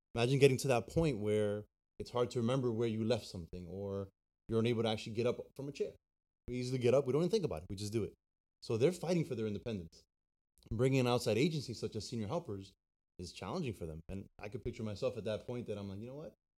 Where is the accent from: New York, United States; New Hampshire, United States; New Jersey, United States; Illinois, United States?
New Jersey, United States; now in Florida, United States; I was born in New Jersey and been down here in Florida now for thirteen years